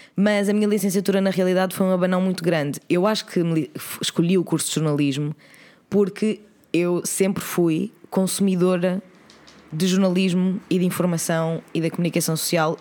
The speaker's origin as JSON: {"language": "Portuguese", "town": "Oeiras", "region": "Lisbon", "country": "Portugal", "tie": "born or raised there", "said": "eu nasci em Oeiras, eu cresci. Sim, em eu Oeiras. cresci em Oeiras também"}